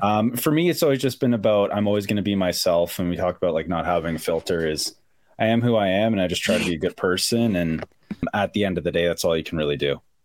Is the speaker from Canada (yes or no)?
yes; Ajax, Ontario, Canada; I grew up about uh, a half hour outside of Toronto, a little town. Well, not a little town anymore, but a town called Ajax